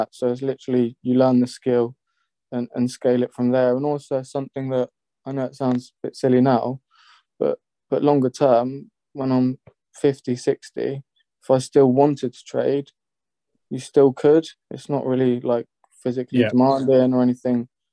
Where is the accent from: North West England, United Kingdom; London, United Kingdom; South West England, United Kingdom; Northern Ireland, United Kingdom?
South West England, United Kingdom; Bournemouth; I'm from Bournemouth